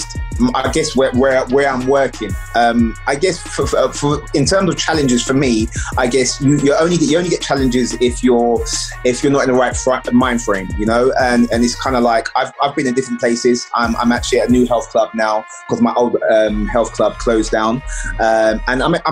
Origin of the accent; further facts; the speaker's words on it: London, United Kingdom; I grew up in East London